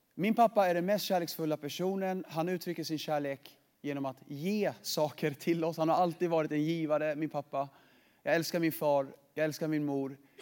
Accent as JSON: {"language": "Swedish", "country": "Sweden", "tie": "born or raised there", "said": "jag är född i Sverige"}